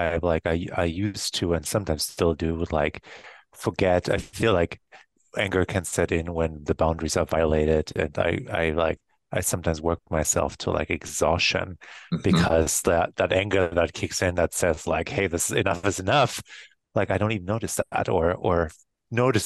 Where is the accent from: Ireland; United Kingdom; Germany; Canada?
Germany; moved away as an adult; now in United States; the town I grew up in Germany